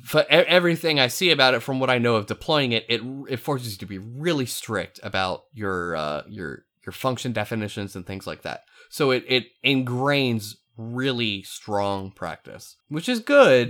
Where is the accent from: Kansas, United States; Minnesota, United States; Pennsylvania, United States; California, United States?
Pennsylvania, United States; eastern; I'm from the East Coast of P A. I'm not from, uh, central P A, where Lancaster is